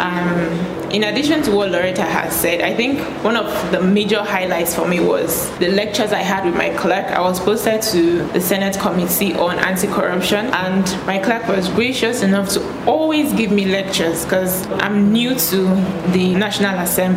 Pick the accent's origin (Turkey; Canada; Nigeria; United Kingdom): Nigeria; Bayelsa; I am from Bayelsa State.